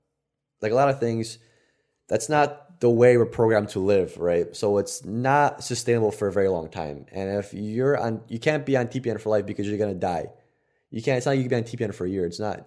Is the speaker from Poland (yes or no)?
yes; Poland; moved away; we're fucking Polish